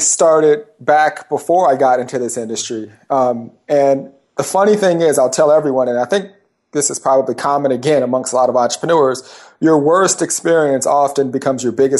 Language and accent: English; California, United States; Yeah, I'm from Southern California. I grew up in Southern California, the Orange County area.